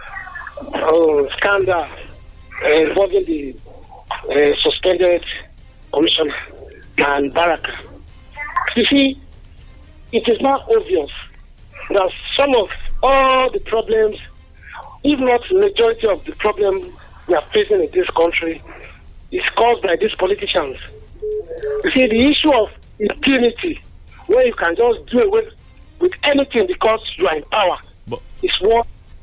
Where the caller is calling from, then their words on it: Adigbe, Ogun State, Nigeria; I'm calling from Adigbe this morning.